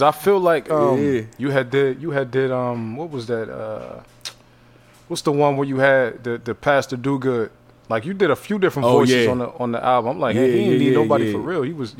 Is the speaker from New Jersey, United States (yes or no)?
no; Youngstown, Ohio, United States; See, I'm from Ohio, Youngstown. So uh-huh. Arby's, that's where Arby's started at.